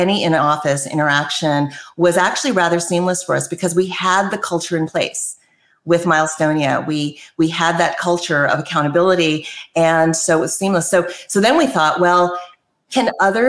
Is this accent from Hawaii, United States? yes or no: yes; Maui, Hawaii, United States; moved away as an adult; also born or lived in East Coast / California; I actually grew up on Maui